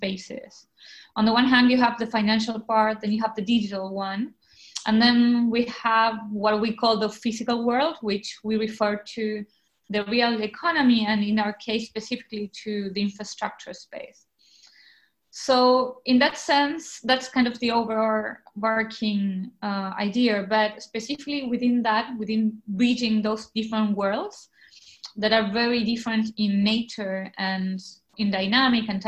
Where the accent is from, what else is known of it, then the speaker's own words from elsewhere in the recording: Argentina; mostly in Argentina, my home country